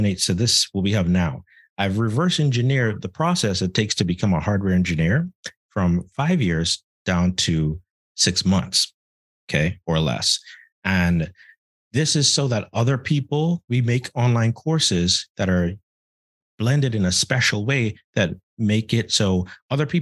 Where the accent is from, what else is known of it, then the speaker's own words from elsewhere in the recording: Bahamas; moved away as an adult; now in United States; I'm from the Bahamas. I transferred to the US. I didn't know anything. I came here by myself and all that.